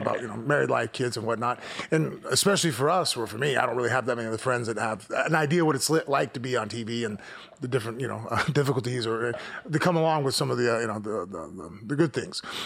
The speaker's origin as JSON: {"language": "English", "country": "United States", "said": "I'm an American"}